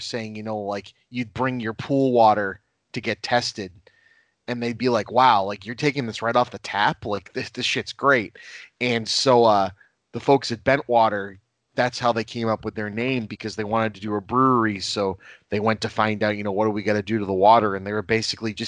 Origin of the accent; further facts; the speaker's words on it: Lynn, Massachusetts, United States; my hometown where I live right now in Lynn, Massachusetts